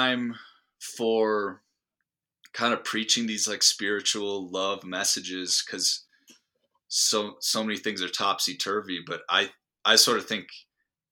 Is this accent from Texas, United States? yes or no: no; Chicago, Illinois, United States; I grew up outside of Chicago, same area as you, Alex